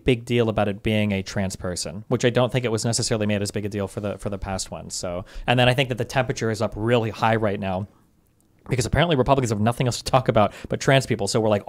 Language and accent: English; Nebraska, United States; if I started to see people show up from like California or Wyoming, we're from Nebraska